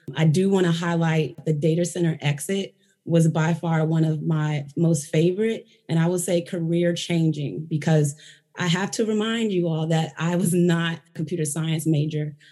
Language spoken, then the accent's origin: English; Virginia, United States; I am from Virginia. I am a Virginian through and through.